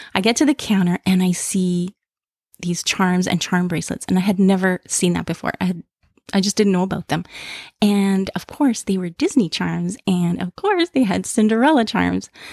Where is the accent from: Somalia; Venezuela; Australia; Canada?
Canada; Toronto, Ontario; I'm from Toronto, Canada